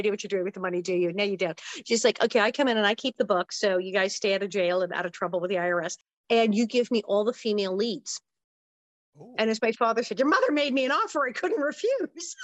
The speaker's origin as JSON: {"language": "English", "town": "Los Angeles", "region": "California", "country": "United States", "tie": "born or raised there", "also_born_or_lived": "Queens, New York", "said": "I grew up right in Hollywood with all the craziest people around"}